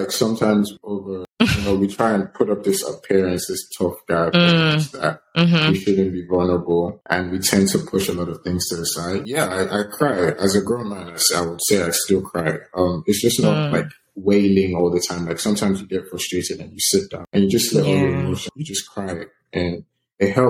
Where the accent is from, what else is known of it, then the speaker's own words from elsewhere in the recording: Nigeria; Growing up in Nigeria was definitely tough